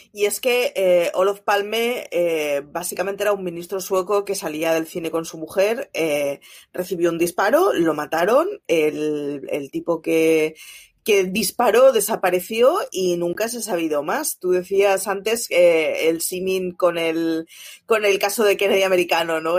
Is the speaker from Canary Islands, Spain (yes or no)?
no; Barcelona, Catalonia, Spain; yo, soy de Barcelona, mis padres son de Euskadi